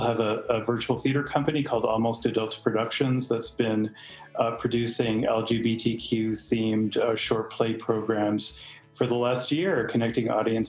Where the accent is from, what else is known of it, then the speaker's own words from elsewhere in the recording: Boston, Massachusetts, United States; also born or lived in Provincetown, Massachusetts; now in Santa Fe, United States; I live in Santa Fe, New Mexico, originally from Boston, Massachusetts.